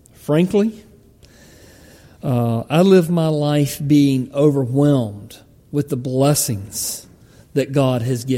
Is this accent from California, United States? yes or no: no; Palmetto, Georgia, United States; the church where I grew up in Palmetto, Georgia